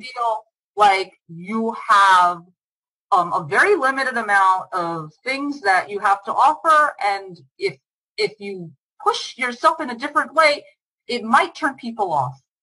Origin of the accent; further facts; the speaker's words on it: United States; moved away as an adult; also born or lived in Israel; my home country